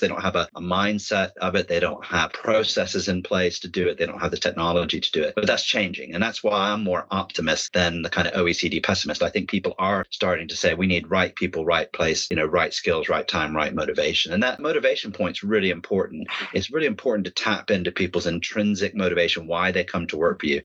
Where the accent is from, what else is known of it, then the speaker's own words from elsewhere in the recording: Dayton, Ohio, United States; moved away as an adult; now in United Kingdom; I'm from Dayton, Ohio